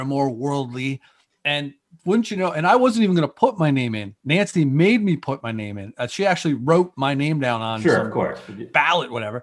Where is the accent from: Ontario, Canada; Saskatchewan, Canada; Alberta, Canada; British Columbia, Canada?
Ontario, Canada; Thorold; I grew up in Thorold.